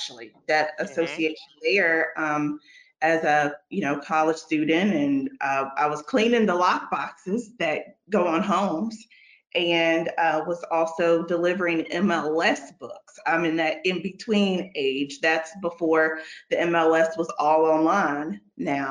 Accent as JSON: {"language": "English", "town": "Bowling Green", "region": "Kentucky", "country": "United States", "tie": "born or raised there", "lives_now": "Lexington, United States", "said": "I'm originally from Bowling Green, Kentucky"}